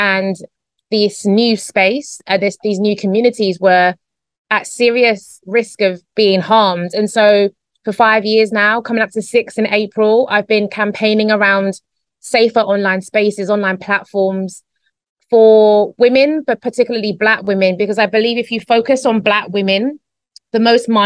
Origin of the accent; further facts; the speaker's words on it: London, United Kingdom; moved away as an adult; now in Spain; Grew up in a small area called Newham in East London in the UK